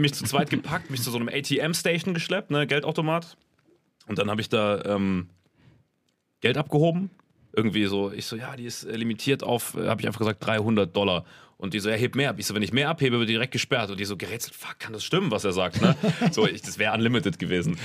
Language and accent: German; Germany; ich bin aus Deutschland